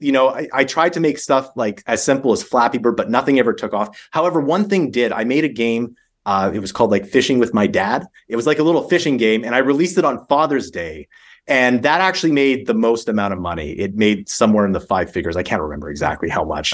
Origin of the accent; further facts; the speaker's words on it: Calgary, Alberta, Canada; I'm from Canada, so I, I grew up in, in a place called Calgary.